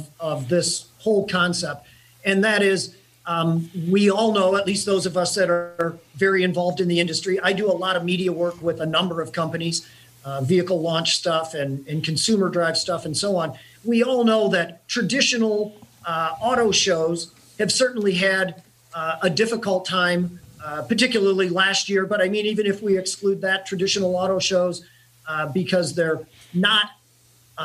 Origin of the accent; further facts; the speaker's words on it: near Detroit, Michigan, United States; My hometown is near Detroit